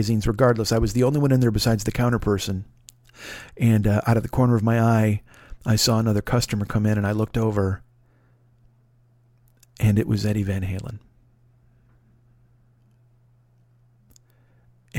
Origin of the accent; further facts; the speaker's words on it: Chicago, Illinois, United States; I was from Chicago